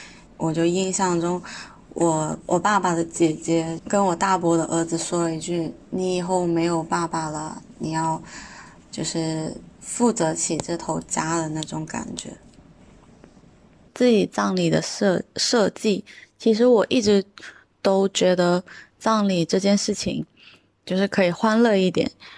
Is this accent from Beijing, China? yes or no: no; Guangzhou, Guangdong, China; 我来自广东广州。我的籍贯其实是潮汕，但是我在广东番禺这边长大